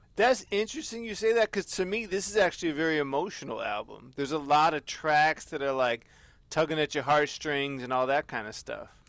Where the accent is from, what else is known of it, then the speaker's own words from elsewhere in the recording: United States; I'm American